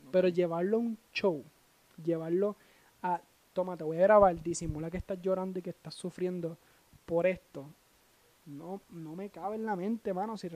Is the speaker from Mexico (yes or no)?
no; Puerto Rico; lo que somos nosotros los puertorriqueños, lo que vivimos, lo que pensamos, lo que creemos y lo que sufrimos.